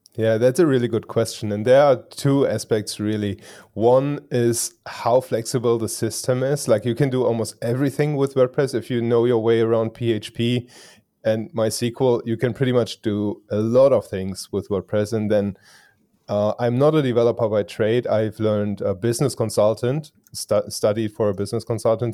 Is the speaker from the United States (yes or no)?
no; Germany; English is a second language; I am from Germany. So English is not my native language.